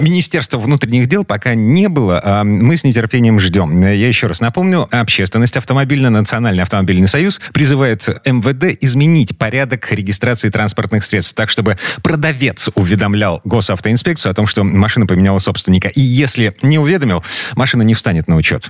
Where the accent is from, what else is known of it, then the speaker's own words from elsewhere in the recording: Kirov, Kirov Oblast, Russia; moved away; Я вот жил в таком квартале у себя на родине в Кирове.